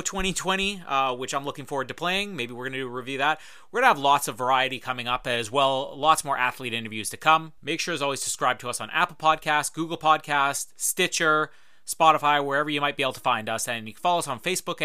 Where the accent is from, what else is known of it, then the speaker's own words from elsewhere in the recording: Winnipeg, Manitoba, Canada; I'm from Winnipeg